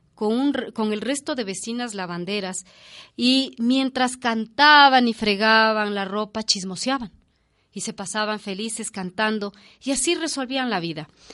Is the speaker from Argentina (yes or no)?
no; Ecuador; nuestra infancia como ecuatorianos